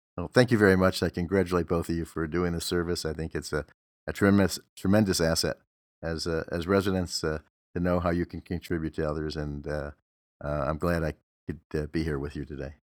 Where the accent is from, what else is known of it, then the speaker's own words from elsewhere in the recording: Detroit, Michigan, United States; now in Los Angeles, United States; I'm from Detroit, so I still have some affinity to Detroit teams, but that I, been in Los Angeles longer than I was in Detroit